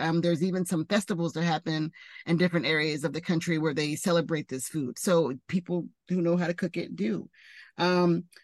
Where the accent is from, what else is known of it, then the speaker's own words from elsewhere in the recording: the South, United States; because I grew up in the South